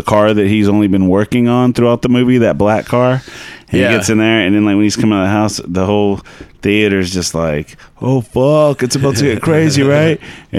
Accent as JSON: {"language": "English", "town": "Arlington", "country": "United States", "said": "I'm from Arlington, and we had some pretty trashy theaters compared to now."}